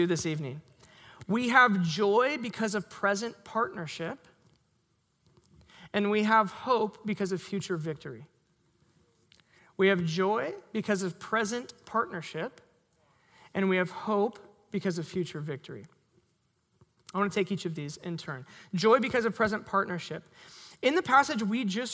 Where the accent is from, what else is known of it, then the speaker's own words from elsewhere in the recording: Sherwood, Oregon, United States; I grew up in Sherwood